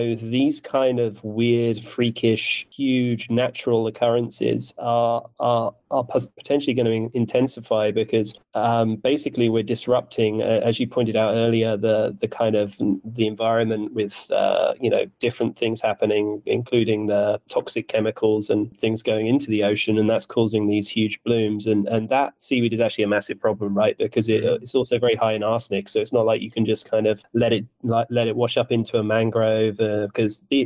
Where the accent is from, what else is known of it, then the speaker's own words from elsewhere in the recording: United Kingdom; I'm British